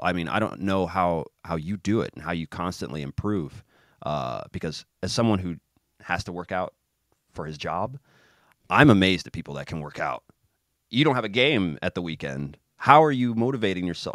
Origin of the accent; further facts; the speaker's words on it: Kansas City, United States; moved away as an adult; also born or lived in Zagreb, Croatia; I'm from Kansas City